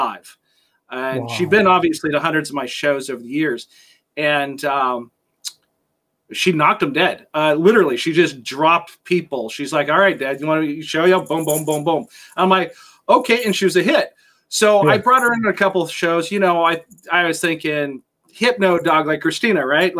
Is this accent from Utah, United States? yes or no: no; Las Vegas, Nevada, United States; now in West Coast, United States; I was born and raised in Las Vegas